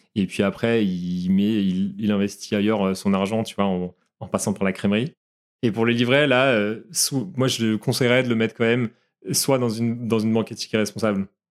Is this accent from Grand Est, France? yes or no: no; Brittany, France; Comme je suis breton d'origine